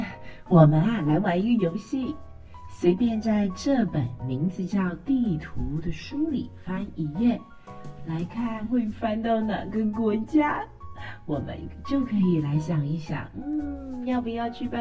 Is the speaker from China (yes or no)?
no; Taiwan; 小鱼说得很对，我们都是台湾人。